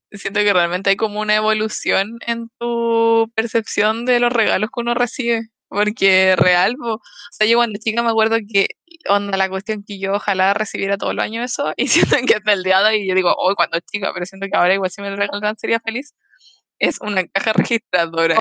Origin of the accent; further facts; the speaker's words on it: Los Ángeles, Biobío, Chile; also born or lived in Concepción; llegué a mi casa de Los Ángeles, a la casa que era muy chiquitita